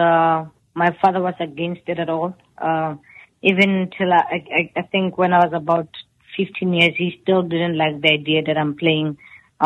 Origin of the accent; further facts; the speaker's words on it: Randfontein, Gauteng, South Africa; moved away as an adult; now in United States; I'm from a small township called Mohlakeng, and it's in the town of Randfontein in the Rand West.